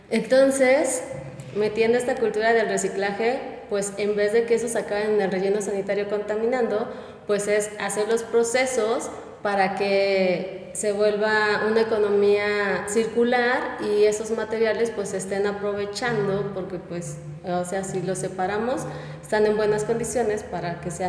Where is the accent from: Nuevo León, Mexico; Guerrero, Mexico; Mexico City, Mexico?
Guerrero, Mexico; now in Puebla, Mexico; yo he estado de aquí para allá. Yo nací en México, crecí en Guerrero, estudié en Monterrey, pero mi familia reside aquí en Puebla.